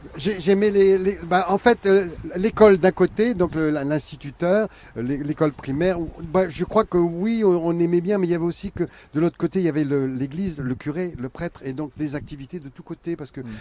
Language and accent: French; Friville-Escarbotin, Hauts-de-France, France; je suis né à Bélois, Attention, je suis pas né à Escarbotin, mais en fait, toute ma petite enfance, c'est là-dedans